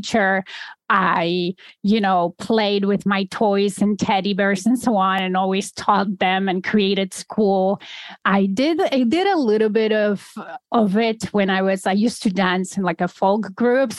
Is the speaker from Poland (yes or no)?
yes; Poland; moved away; So I'm originally from Poland. I was born and raised in Poland, and that was still in the communist regime